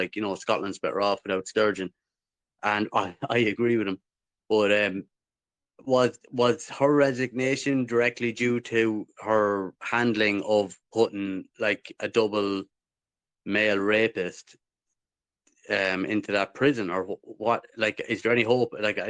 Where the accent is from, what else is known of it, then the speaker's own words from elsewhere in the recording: Ireland; for me as an Irish person